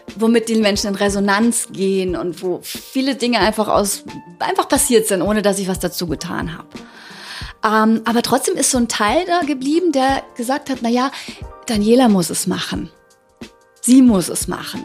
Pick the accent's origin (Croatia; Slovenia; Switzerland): Croatia; Ugljan island, opposite Zadar, Zadar County; now in Germany; von der Insel Uglian